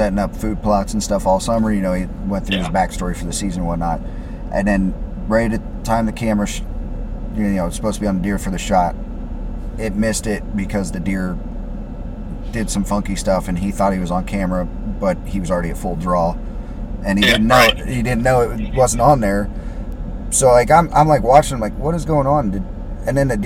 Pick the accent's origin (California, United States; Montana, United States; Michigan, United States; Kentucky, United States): Kentucky, United States; Carrollton; moved away; I went back up to Carrollton, where I'm from originally